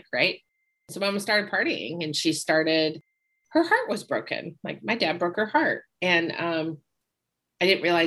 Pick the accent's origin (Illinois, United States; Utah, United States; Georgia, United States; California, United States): Utah, United States; Park City; moved away; also born or lived in Salt Lake City, Utah; I grew up in Park City, Utah before Sundance became a thing